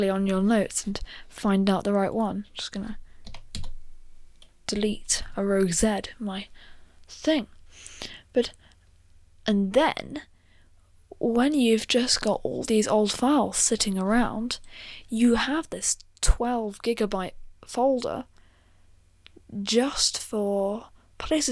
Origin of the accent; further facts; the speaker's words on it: United Kingdom; I'm British